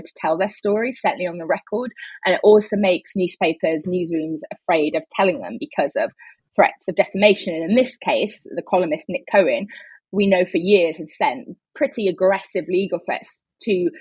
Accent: United Kingdom; being a British journalist working for an American news organization

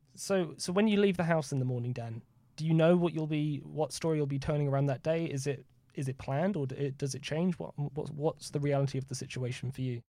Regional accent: United Kingdom; as a British journalist

